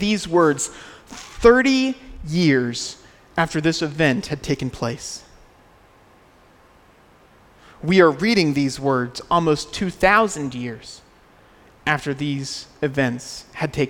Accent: United States; moved away

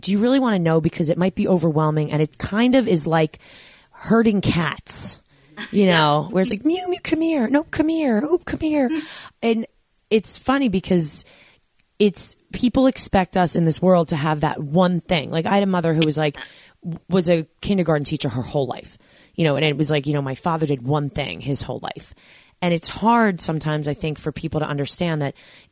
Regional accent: New York City, New York, United States; moved away; New York City, my home, New York

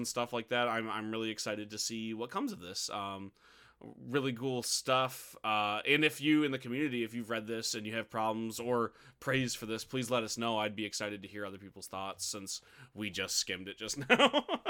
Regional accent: United States; I'm, I'm American trash

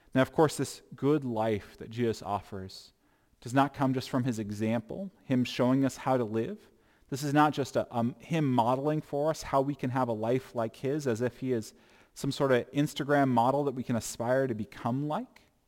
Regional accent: United States; I'm still an American once I become a Christian

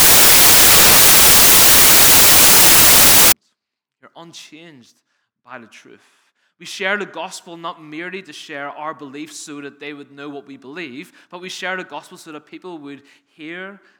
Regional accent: Northern Ireland, United Kingdom; accent: Northern Irish; moved away as an adult; now in England, United Kingdom; I've spent 18 years struggling through preaching for people to understand my Northern Irish accent, so it's nice to be home with you

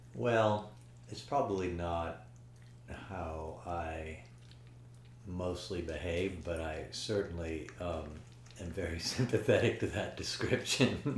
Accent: Paris, Île-de-France, France; when I was really younger, growing up in Paris.

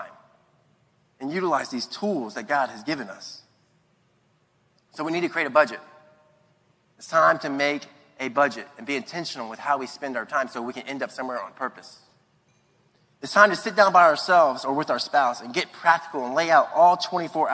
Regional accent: Latson, South Carolina, United States; also born or lived in Charleston, South Carolina; I'm from Latson, South Carolina

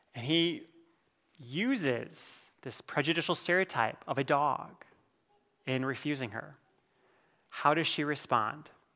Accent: Iowa, United States; I'm from Iowa

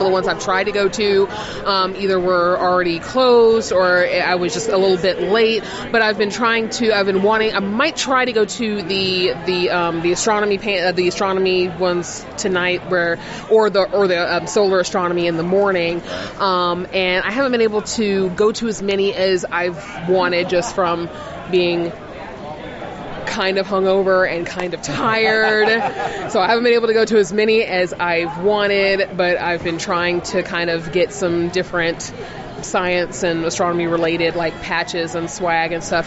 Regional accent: Columbus, Georgia, United States; moved away; originally from Columbus, Georgia.

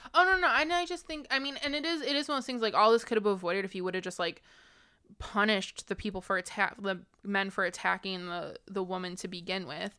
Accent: United States; as an American

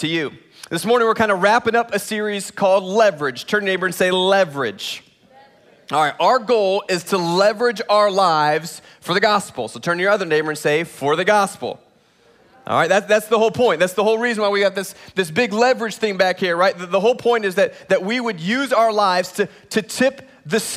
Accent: Indiana, United States; now in Texas, United States; I was born in Indiana

